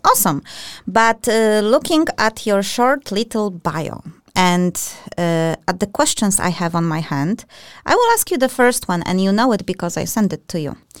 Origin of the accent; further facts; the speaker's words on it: Poland; I'm from Poland as well.